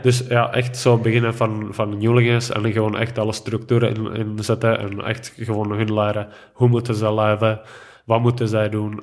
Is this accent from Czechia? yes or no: yes; Stříbro, Plzeň Region, Czechia; Dutch is a second language; moved away as an adult; now in Belgium; in mijn B&B eh, in Stribro, in mijn geboorteplaats